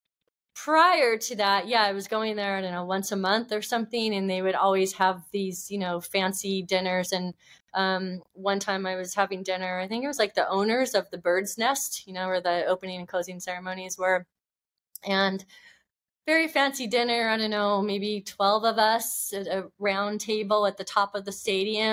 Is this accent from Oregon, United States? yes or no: yes; Oregon, United States; moved away; also born or lived in California; I grew up in Oregon, and we'd always go camping